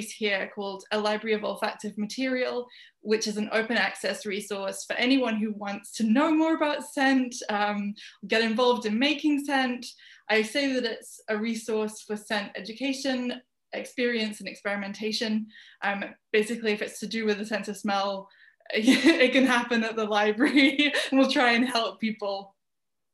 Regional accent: Birmingham, West Midlands, United Kingdom; moved away as an adult; also born or lived in London; I was born in Birmingham, which is a city in the center of England in the UK. It's just like right in the middle, landlocked. And I lived there until I was 18, when I moved to London

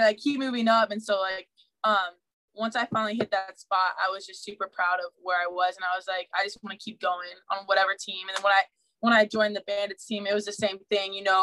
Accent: Ohio, United States; I'm from Ohio.

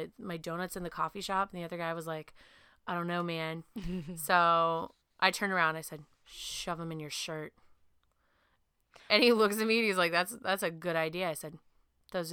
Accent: Pacific Northwest, United States; I'm from the Pacific Northwest

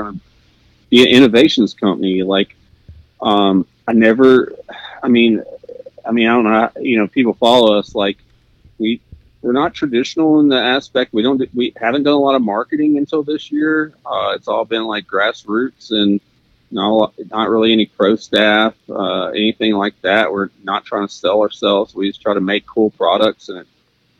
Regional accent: Arkansas, United States; moved away; I grew up in Arkansas, and I grew up really poor, and you know, we just hunted public land.

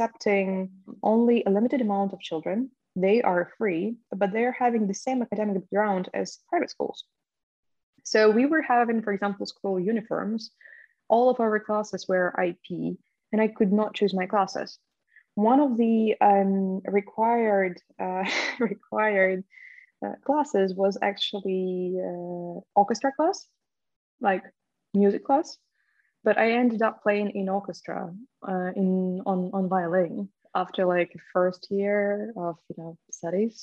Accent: Ukraine; moved away; I was growing up in Polish diaspora in Ukraine

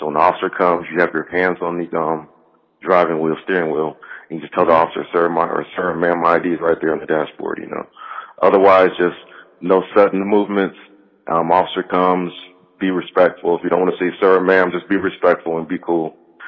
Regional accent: United States; growing up in America, I've experienced racism. But as a child growing up in the 70s and 80s

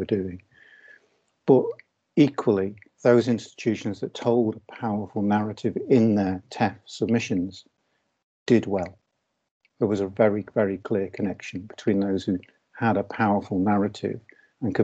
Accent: Liverpool, North West England, United Kingdom; I am from Liverpool. And I was, along with my brother, I was first in family to go to university.

